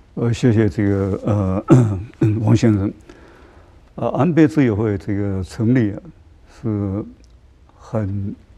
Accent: Taiwan; 我们台湾人

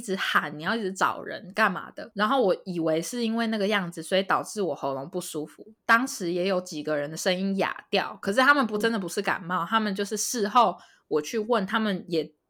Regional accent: Taiwan; moved away as an adult; now in Los Angeles, United States; 身为台湾人的大家一定就是非常习惯这件事情

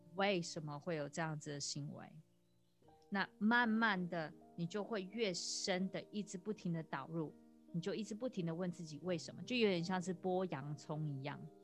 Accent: Taiwan; moved away as an adult; now in Australia; 我在台湾长大，我到二十，呃，三十四岁的时候我才嗯。搬到澳洲来

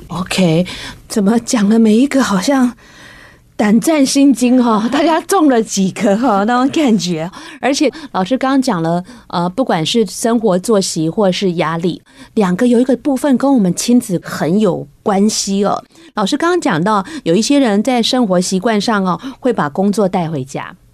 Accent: Taiwan; 那我们台湾人的肥胖是一个最近受到关注的一个健康议题

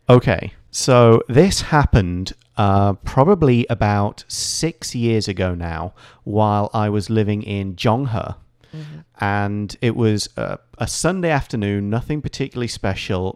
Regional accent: Nottingham, East Midlands, United Kingdom; moved away as an adult; now in Taiwan; company in my hometown, in Nottingham

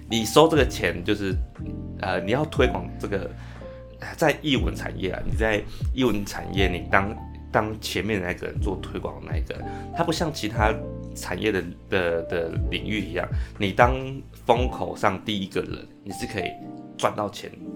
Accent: Penghu County, Taiwan; moved away as an adult; 我是澎湖人，然后，呃，来这边的话就会，来，来台湾就会想要，就是从乡下来

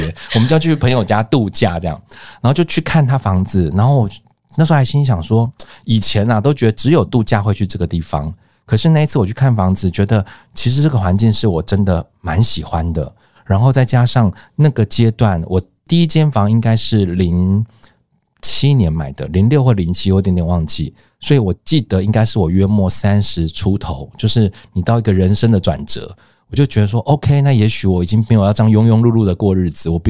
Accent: Luzhou, New Taipei, Taiwan; 因为我从家里搬出来住之前，我住家住的比较远，就是在呃，我们工作都在东区啊，就台北的东区或者是呃信义区，就是在市区。可是我住的是呃那时候家里住芦洲

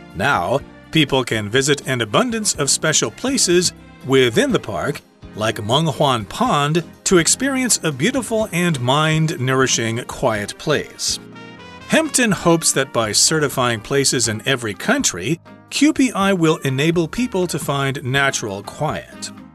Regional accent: just west of Chicago, a state in the Midwestern United States, United States; I'm from uh, a state in the Midwestern United States, and you might think it's really quiet there. But actually, Chicago is just to the east of there

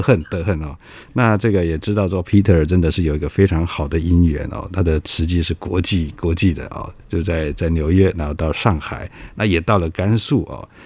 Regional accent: Kaohsiung, Taiwan; 我是高雄人

